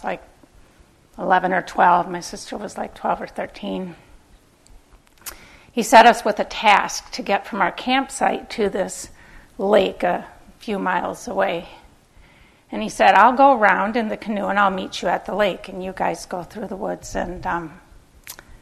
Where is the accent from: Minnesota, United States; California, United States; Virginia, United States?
Minnesota, United States; Minneapolis; I grew up in Minneapolis